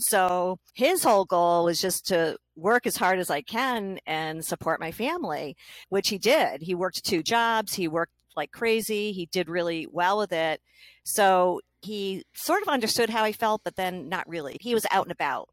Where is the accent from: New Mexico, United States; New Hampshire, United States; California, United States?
New Hampshire, United States; I'm from New Hampshire